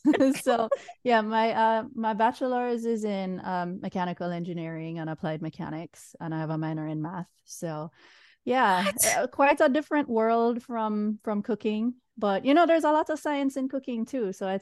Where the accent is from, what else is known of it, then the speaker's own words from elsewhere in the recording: Jamaica; moved away as an adult; now in United States; I'm originally from Jamaica. I came to the States at 18. For college. I was on the East Coast for a while